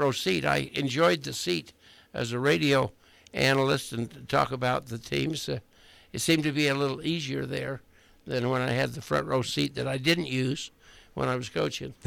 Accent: Cedar City, Utah, United States; I was born and raised in Cedar City

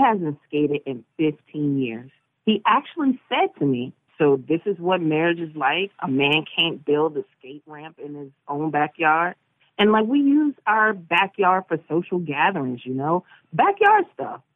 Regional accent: Indiana, United States; I'm from Indiana

